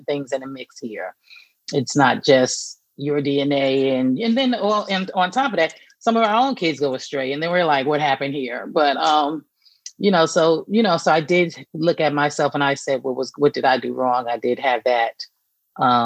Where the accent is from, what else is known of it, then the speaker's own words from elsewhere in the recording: New York, United States; accent: Northeast; moved away as an adult; also born or lived in Atlanta, Georgia / Tuskegee, Alabama; now in Atlanta area, United States; I'm from New York. I'm originally from New York. I've been in Georgia for over 20 years, but I'm from New York